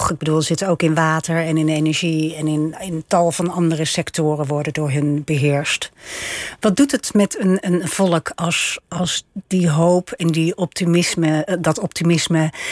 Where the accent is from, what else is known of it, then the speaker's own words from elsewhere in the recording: Bruges, Flanders, Belgium; moved away as an adult; also born or lived in Ghent / Egypt; Ik kom oorspronkelijk uit Brugge.